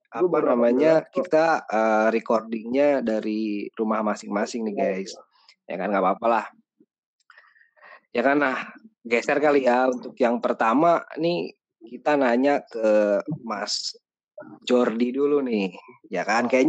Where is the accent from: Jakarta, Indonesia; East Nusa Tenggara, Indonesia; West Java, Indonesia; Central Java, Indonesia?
Central Java, Indonesia; Pekalongan; lagi bersama saya … saya dari Pekalongan.